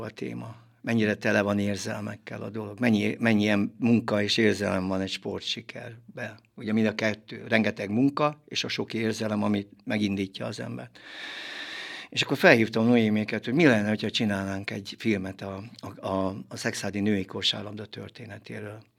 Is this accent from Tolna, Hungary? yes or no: yes; Kismorágy, Tolna, Hungary; gyerekkoromban Kismorágyon nőttem föl